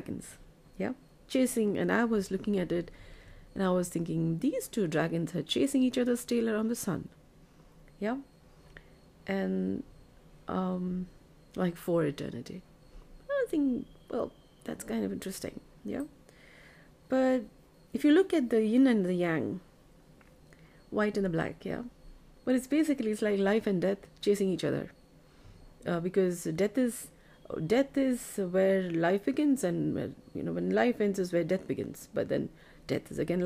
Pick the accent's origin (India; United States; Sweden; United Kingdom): India; Bengaluru, Karnataka; I'm from India, Bengaluru.